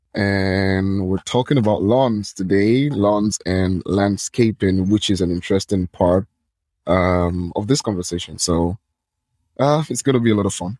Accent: Nigeria; I'm from Nigeria.

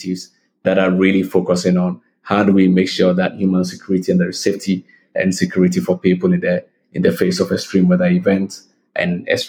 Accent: Ghana; Growing up in Africa and in Ghana

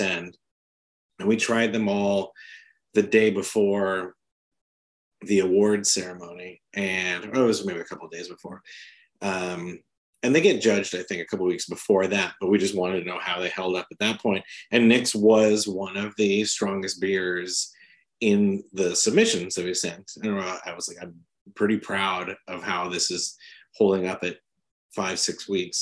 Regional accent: San Diego, California, United States; moved away; also born or lived in South Carolina; I was born in South Carolina and raised in San Diego

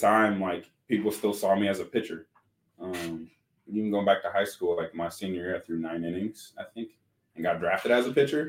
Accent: Tucson, Arizona, United States; also born or lived in Vail, Arizona; I grew up in Tucson

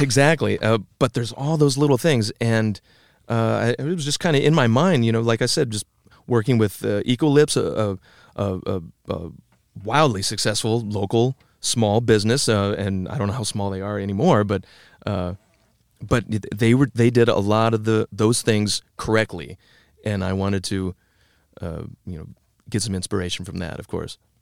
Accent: Tama, Iowa, United States; also born or lived in Cedar Rapids, Iowa; I grew up in Tama, the twin city of, uh, Toledo, fifty miles due west of Cedar Rapids

